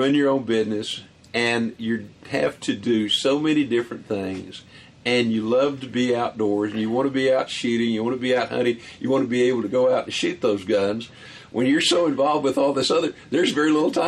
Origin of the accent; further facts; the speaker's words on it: Colorado County, Texas, United States; When I was a little kid and growing up in Texas, just back off of the gravel hills, just off of the Gulf Coast Prairie there in Colorado County